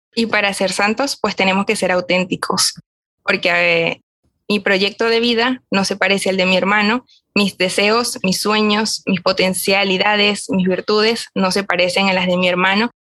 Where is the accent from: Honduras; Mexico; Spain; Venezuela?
Venezuela; Barquisimeto, Lara; comencé a estudiar comunicación social acá en Barquisimeto, donde yo soy